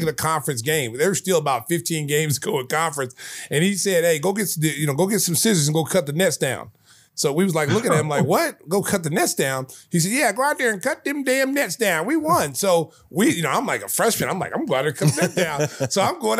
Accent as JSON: {"language": "English", "region": "Oklahoma", "country": "United States", "said": "I was from Oklahoma"}